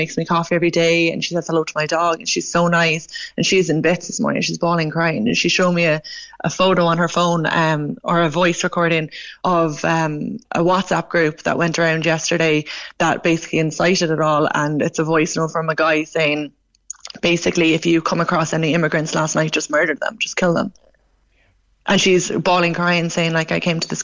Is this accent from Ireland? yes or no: yes; Ireland; I'm Irish